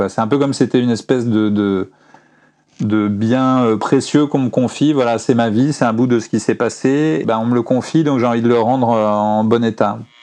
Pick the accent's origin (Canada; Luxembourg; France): France; moved away as an adult; j'étais un Français qui habitait à l'étranger